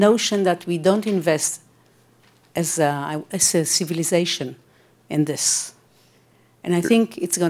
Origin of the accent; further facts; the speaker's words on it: Israel; I'm from Israel.